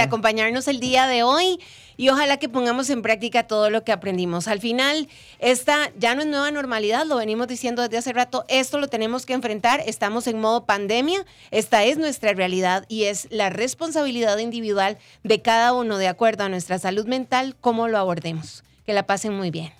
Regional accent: Costa Rica; agradeceríamos mucho como pueblo costarricense

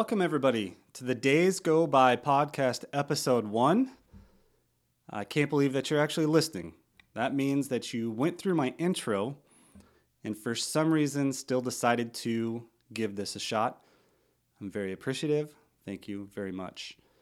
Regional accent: Missouri, United States; also born or lived in St. Louis, Missouri / Sullivan, Missouri / Stanton, Missouri; now in Oregon, United States; I am from Missouri. Uh, grew up in a couple small towns, Sullivan, Stanton, Missouri, about an hour from St. Louis

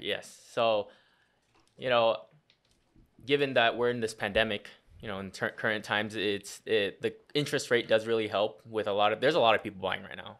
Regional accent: Las Vegas, Nevada, United States; I was born and raised here in Vegas

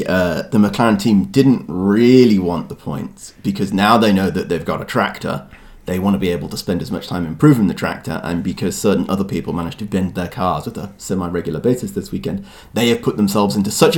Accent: United Kingdom; I'm the British part of this duo

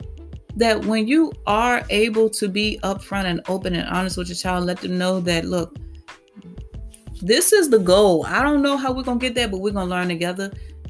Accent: Petersburg, United States; I grew up in Fifth Ward. I grew up in what they call the heart of the hood

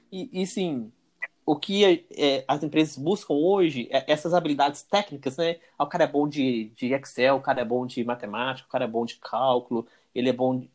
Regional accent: João Monlevade, Minas Gerais, Brazil; eu sou natural da cidade de João Molevade, interior de Minas, natural e residente de João Molevade

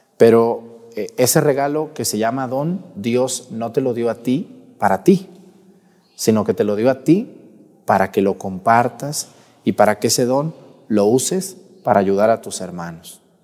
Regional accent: Mexticacán, Jalisco, Mexico; moved away; allá en Mesticacán, en mi pueblo

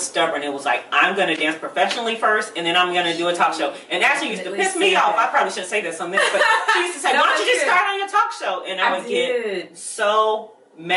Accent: Charlotte, North Carolina, United States; moved away as an adult; also born or lived in Boston, Massachusetts; now in California, United States; I was born in Boston, Massachusetts, and then moved to Charlotte, North Carolina. That's where I was raised.

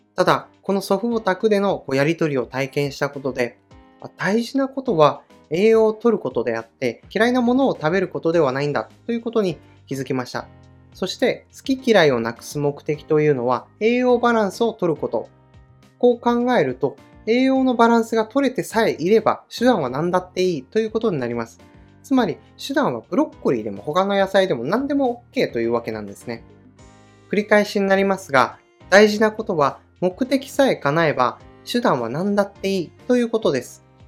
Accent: Kanto, Japan; also born or lived in Akita Prefecture; 私は生まれは秋田県で育ちは関東なので、夏休みになると秋田県に帰っていたんですね

